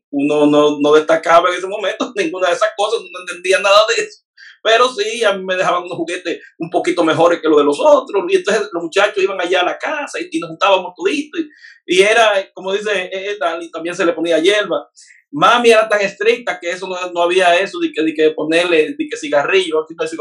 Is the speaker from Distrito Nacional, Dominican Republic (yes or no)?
yes; Santo Domingo, Distrito Nacional, Dominican Republic; vengo de Villa Consuelo.